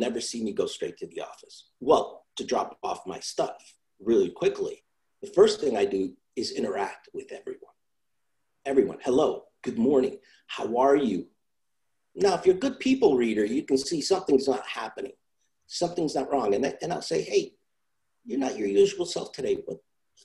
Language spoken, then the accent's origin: English; New York, United States; also born or lived in Italy; I come from Italy. Then I grew up in New York. So, you know, I grew up in a little rough neighborhood where we had our own slang